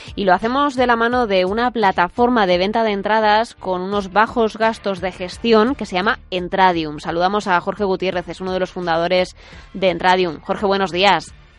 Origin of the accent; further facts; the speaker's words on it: Madrid, Community of Madrid, Spain; Yo, yo que soy de Madrid